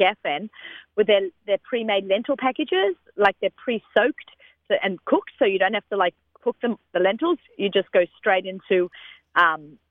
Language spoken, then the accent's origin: English; Australia; moved away; growing up in Australia